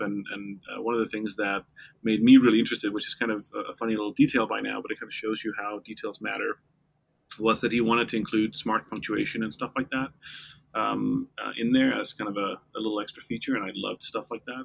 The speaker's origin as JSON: {"language": "English", "country": "Denmark", "tie": "born or raised there", "moved": "yes", "lives_now": "New York, United States", "said": "I'm Danish. I grew up in Denmark."}